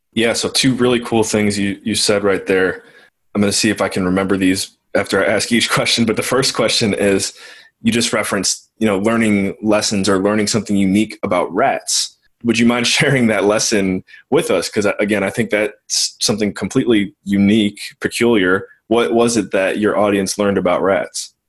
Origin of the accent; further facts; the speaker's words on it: Cleveland, Ohio, United States; I'm originally from Cleveland, so I have a little bit of Midwestern blood